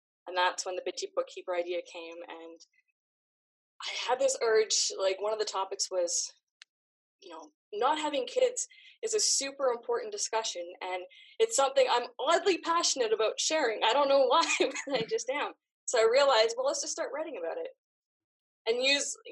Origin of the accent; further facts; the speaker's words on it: Canada; I grew up in Canada, where we're free to do whatever we want.